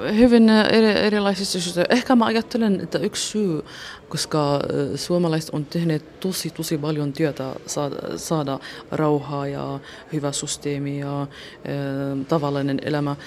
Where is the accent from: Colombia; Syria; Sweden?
Syria; Suwayda, As-Suwayda Governorate; Finnish is a second language; moved away as an adult; now in Espoo, Finland; Suvaidasta. Se on Etelä-Syyria